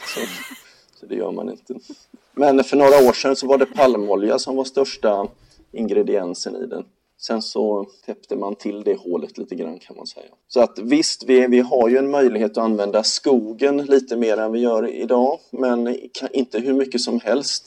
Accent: Gothenburg, Västra Götaland, Sweden; Göteborg där jag kommer ifrån

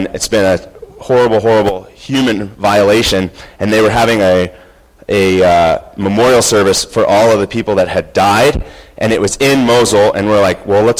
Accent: United States; as an American

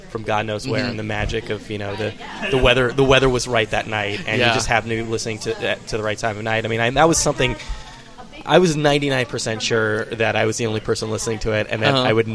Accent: Bay Area, California, United States; now in New York City, United States; I'm from the Bay Area, so we have our own things up there.

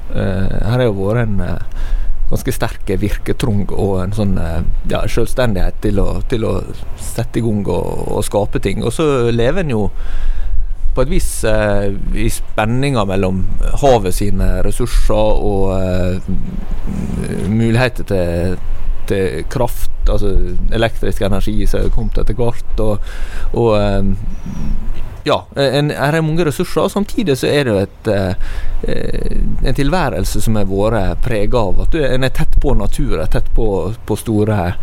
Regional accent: Herøy, Møre og Romsdal, Norway; Den kommunen jeg kommer fra har jo 13 bedehus.

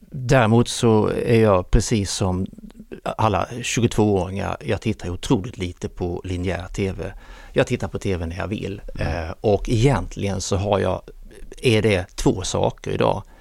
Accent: Kristianstad, Skåne, Sweden; moved away as an adult; now in Stockholm, Sweden; Jag är från Kristianstad. Jag hade varit ett par ut, år utomlands

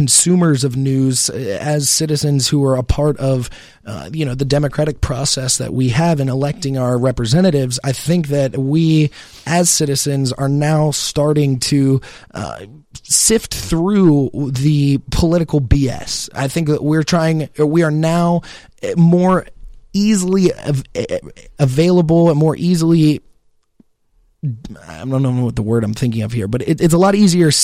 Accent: Florida, United States; I was not born in Florida, but I grew up in Florida

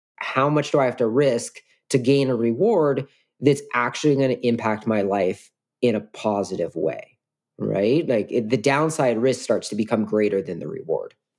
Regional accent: Washington, United States; I grew up in Washington

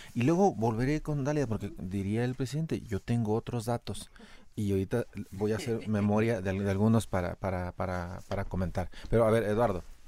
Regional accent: Mexico

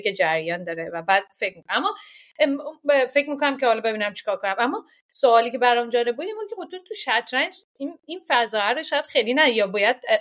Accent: Iran; moved away; از ایران اومدیم

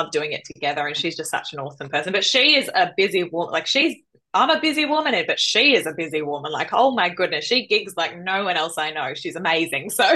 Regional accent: Melbourne, Victoria, Australia; moved away; also born or lived in Central Coast, New South Wales; I grew up in Melbourne

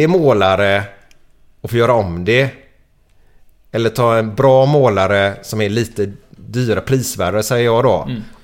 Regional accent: Askim, Västra Götaland, Sweden; Jack och jag, vi är uppvuxna på Askim tillsammans.

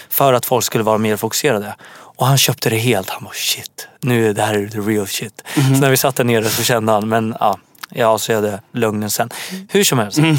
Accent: Syria; now in Sweden; Jag är från Syrien och i min kultur då kindpussas man som fan också.

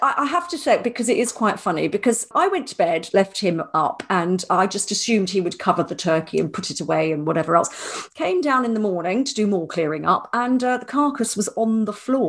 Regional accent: Ireland; He did refer to me as the Irish-born lady

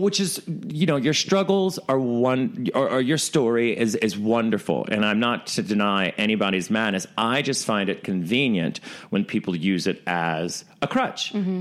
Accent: the South, United States; now in New York, United States; I come from the South where where they're really welcoming

